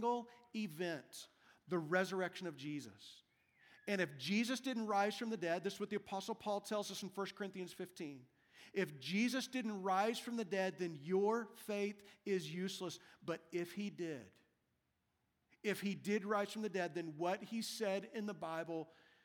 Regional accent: Wichita, Kansas, United States; My birth certificate that says that I was born in Wichita, Kansas.

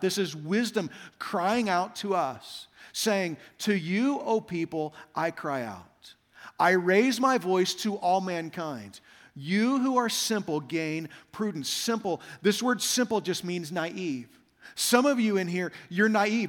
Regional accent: Kansas, United States; moved away as an adult; also born or lived in Saint Louis; now in Las Vegas, United States; I grew up in Kansas

